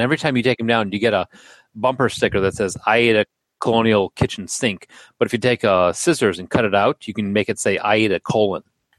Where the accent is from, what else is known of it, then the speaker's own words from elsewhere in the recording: Chicago, Illinois, United States; growing up in Chicago. It's kind of an ethnic, very Polish area where I grew up.